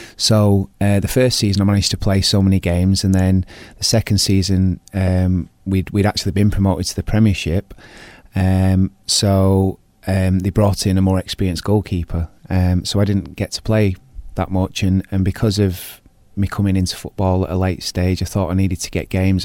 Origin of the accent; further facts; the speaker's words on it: Bolton, North West England, United Kingdom; I was born in Bolton and I played for Bolton Town team